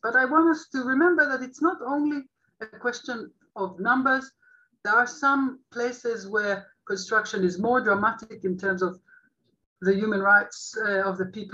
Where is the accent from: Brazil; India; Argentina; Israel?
Israel; I'm an Israeli Jewish